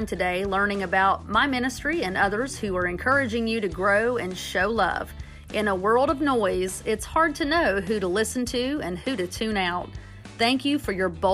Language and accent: English; United States; I grew up on the Tennessee River